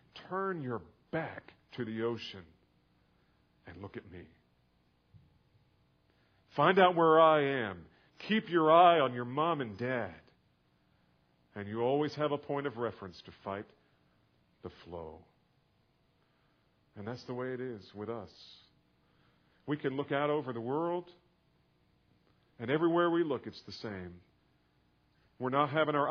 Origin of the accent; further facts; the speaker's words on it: New Jersey, United States; now in Texas, United States; I didn't grow up here. I grew up in New Jersey